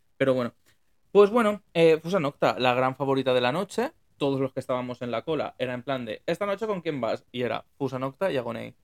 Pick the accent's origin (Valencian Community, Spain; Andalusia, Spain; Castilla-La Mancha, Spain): Valencian Community, Spain; Valencia; yo soy de Valencia